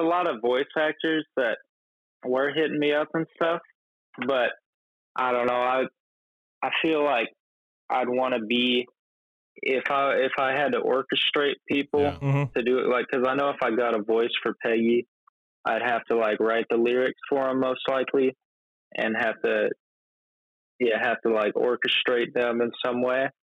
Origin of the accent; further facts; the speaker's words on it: Olympia, Washington, United States; born there; also born or lived in Missouri; Yeah. Yeah. I was born in Olympia, Washington.